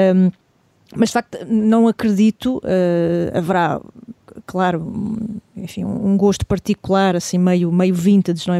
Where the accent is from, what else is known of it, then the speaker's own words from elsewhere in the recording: Portugal; de nós enquanto portugueses